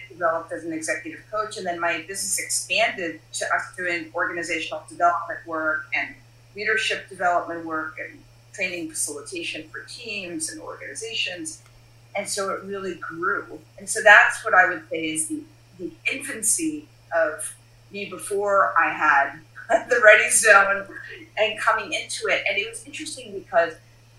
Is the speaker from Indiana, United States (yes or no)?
no; New York City, New York, United States; I'm born and raised in Brooklyn, New York.